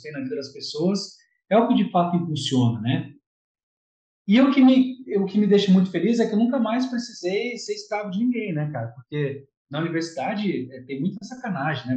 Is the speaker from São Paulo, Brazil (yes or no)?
yes; Jacareí, São Paulo, Brazil; now in Guarujá, Brazil; eu sou de Jacareí, na verdade sou do interior, mas eu moro em Guarujá, tem alguns anos já